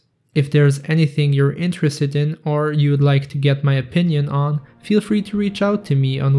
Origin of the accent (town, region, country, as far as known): Serbia